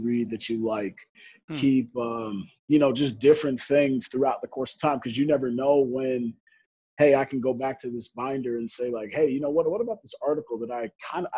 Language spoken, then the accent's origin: English; Chicago, Illinois, United States; I'm from Chicago, so I grew up with the Bulls